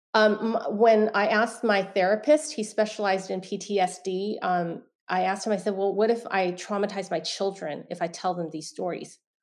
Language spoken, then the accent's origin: English; San Francisco, California, United States; I was born in San Francisco, Chinatown